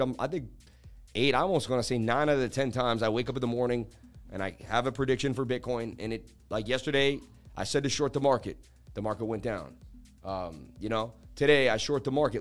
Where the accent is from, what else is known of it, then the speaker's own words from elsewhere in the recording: New England, United States; I'm from New England